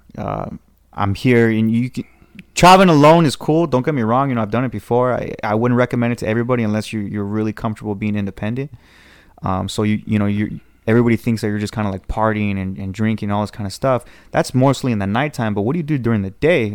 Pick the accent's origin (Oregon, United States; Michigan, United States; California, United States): California, United States; Southern; Southern California